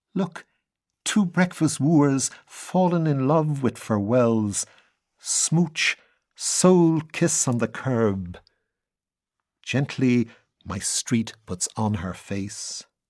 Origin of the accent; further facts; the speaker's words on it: Dublin, Leinster, Ireland; also born or lived in west of Ireland; born and bred in Dublin